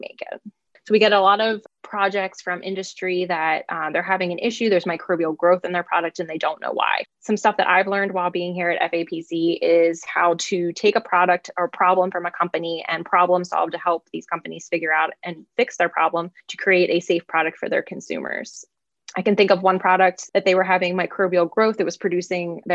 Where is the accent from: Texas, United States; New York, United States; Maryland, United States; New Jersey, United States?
Maryland, United States; Forest Hill; moved away as an adult; now in Stillwater, United States; I'm from Forest Hill, Maryland